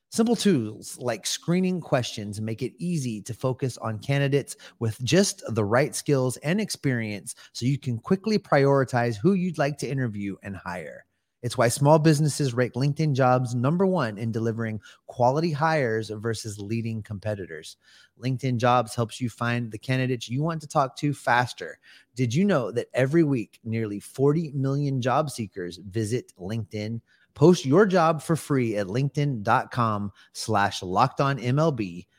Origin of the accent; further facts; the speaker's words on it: United States; I'm American.